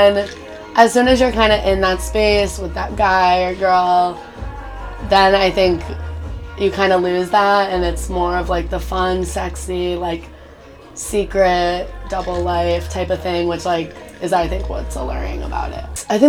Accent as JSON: {"language": "English", "region": "Connecticut", "country": "United States", "lives_now": "New York, United States", "said": "I'm from Connecticut."}